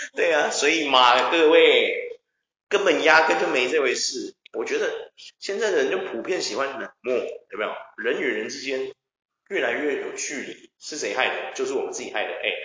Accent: Taiwan; 我们台湾人

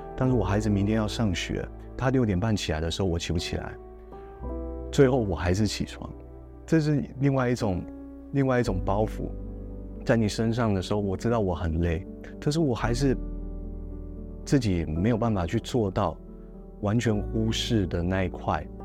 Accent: Yilan County, Taiwan; 我小时候就住在宜兰

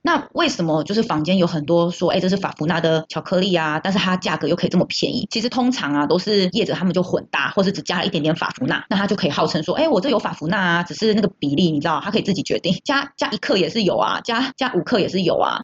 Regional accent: Taiwan; 圣诞节就是我们台湾人的节日

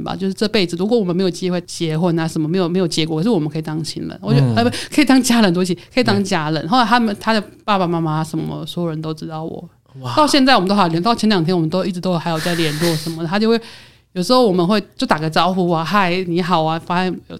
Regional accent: Taiwan; 所以我觉得我有时候觉得他们跟我们台湾人好像，有时候啦

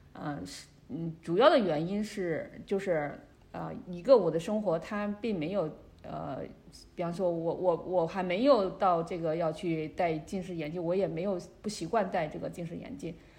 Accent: China; moved away as an adult; also born or lived in Beijing, China; now in Canada; 我的老家，他那边的话，就是 呃，距离武汉很近

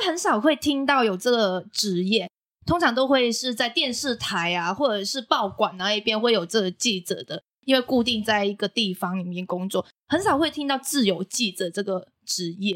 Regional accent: Macau; now in Taiwan; 我是来自澳门的

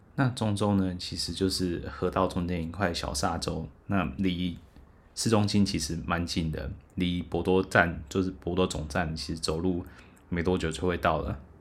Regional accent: Taiwan; 我就是台湾人

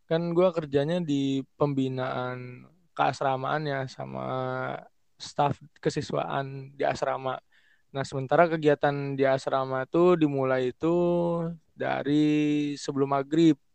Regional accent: Pontianak, West Kalimantan, Indonesia; Gue dari Pontianak, umur 21 tahun, OTW 22.

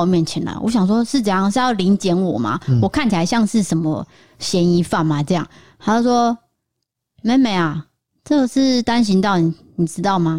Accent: Tainan, Taiwan; 他说你哪里人？我说哦，我我从台南来的这样，我就是真的演得很慌张哦。

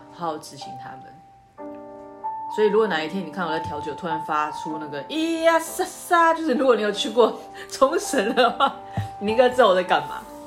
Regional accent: Taiwan; 我是台湾人

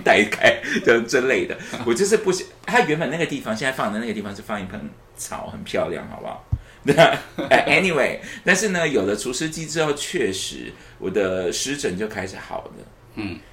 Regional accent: Taipei, Taiwan; 而且我是从小就住在台北的一个人

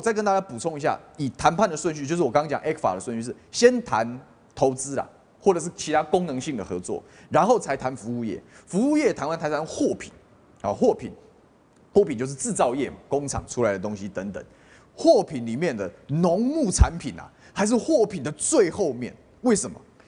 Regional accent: Taiwan; 你哪里可以碰我台湾的猪农的权益呢？你哪里可以碰我台湾人民食安的权益呢？

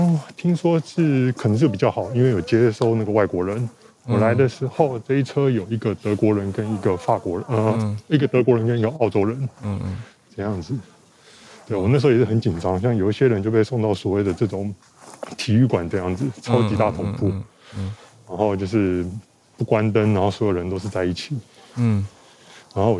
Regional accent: Taiwan; now in Shanghai, China; 我台湾人，我在这边工作。

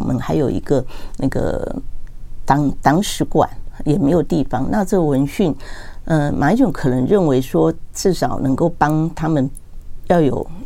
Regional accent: Taiwan; 我自己是眷村长大，所以那个，但我现在是本省人，所以我台语

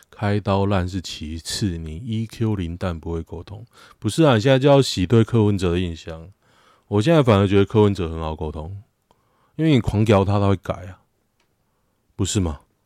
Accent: Taiwan; 我台湾人。我中华民国人

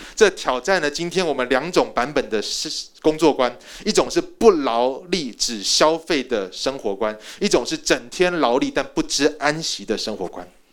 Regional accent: Taiwan; moved away as an adult; also born or lived in United States; 我在台湾土生土长的，我又不是 A B C，我连one point five都不是。我是标准的第一代移民。我是准备要回去的第一代移民

